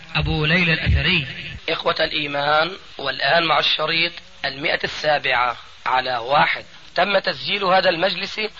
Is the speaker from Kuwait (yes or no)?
yes; Kuwait; عندنا في الكويت